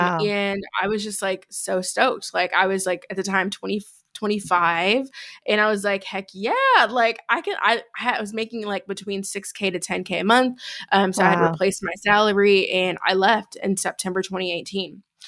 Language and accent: English; Chicago, Illinois, United States; now in Denver, United States; I am originally from Chicago, born and raised. Shout out Chi-Town. Born and raised.